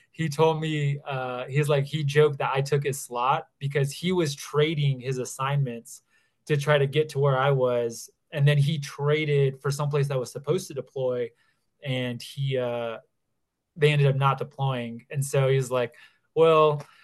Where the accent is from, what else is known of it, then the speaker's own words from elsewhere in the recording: Bavaria, Germany; also born or lived in Texas / Italy; now in Denver, United States; I actually, so I'm in Colorado right now. I'm in the Denver area, but I grew up in Europe. So my family was in the military. So I grew up in southern Bavaria in Germany.